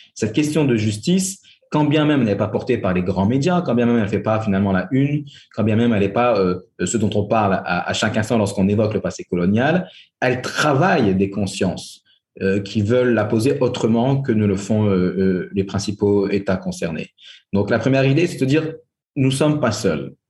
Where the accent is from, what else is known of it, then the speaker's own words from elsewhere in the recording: France; moved away as an adult; now in Algeria; J'ai grandi en France je suis rentré en Algérie il y a une quinzaine d'années, mais j'ai grandi en France